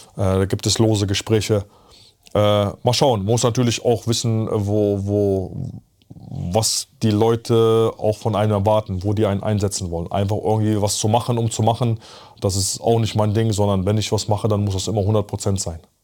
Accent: Bergheim, North Rhine-Westphalia, Germany; also born or lived in Poland / Zabrze, Poland; ich komme ja aus Polen, hier geboren, mit der Familie rübergekommen

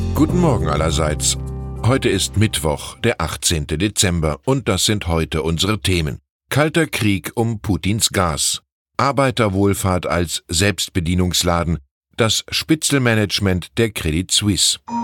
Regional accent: Wiesbaden, Hesse, Germany; moved away; in meiner Heimatstadt Wiesbaden

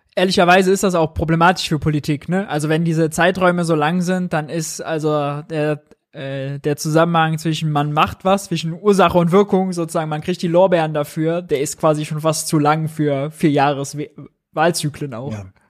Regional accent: Mönchengladbach, North Rhine-Westphalia, Germany; moved away; Ich komme aus Gladbach, da ist die Heimat, da ist die Family

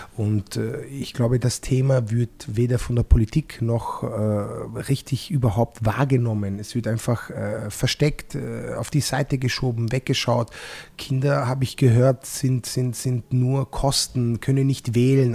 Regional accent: Apulia, Italy; now in Austria; bei uns in Apulien

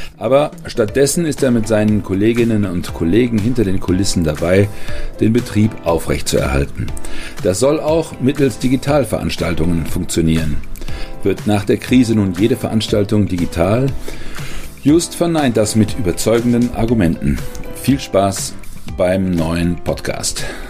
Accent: Germany; als Deutsche

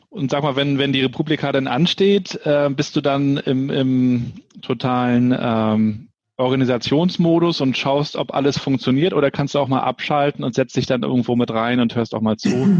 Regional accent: Rostock, Mecklenburg-Vorpommern, Germany; als gebürtiger Rostocker, der die DDR noch zehn Jahre kennengelernt hat

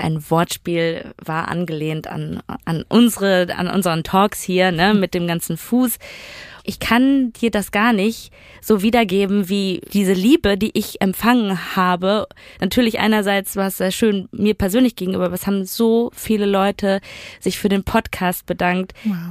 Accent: Duisburg, North Rhine-Westphalia, Germany; damals in dem Dorf, wo ich aufgewachsen bin, in Duisburg-Bahl

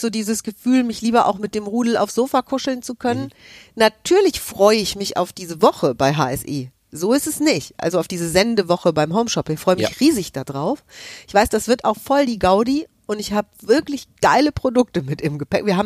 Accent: Hesse, Germany; Und ich bin aus Hessen, ich darf

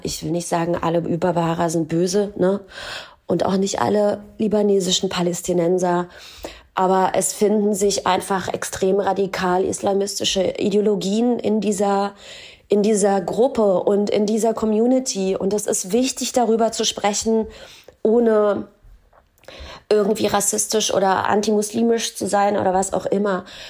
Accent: Germany; ich bin deutsche Jüdin

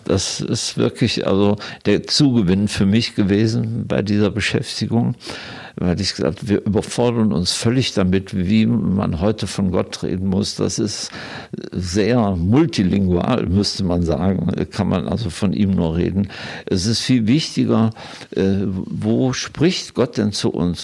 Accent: Germany; moved away as an adult; also born or lived in Israel / Vienna; als Deutsche, die dort leben

